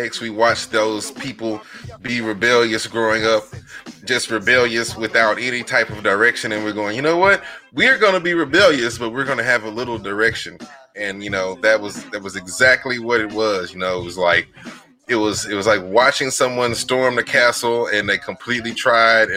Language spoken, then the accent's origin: English; DeSoto, Texas, United States; growing up in DeSoto in the 80s when it was 90% white